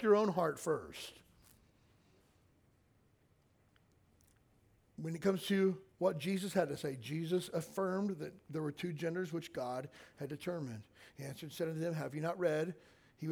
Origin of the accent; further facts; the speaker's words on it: Kentucky, United States; I grew up in Kentucky.